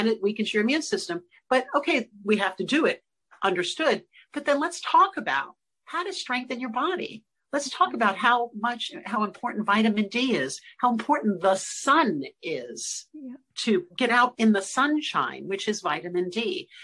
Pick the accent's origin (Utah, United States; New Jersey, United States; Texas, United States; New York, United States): New York, United States; New York City; I'm from Brooklyn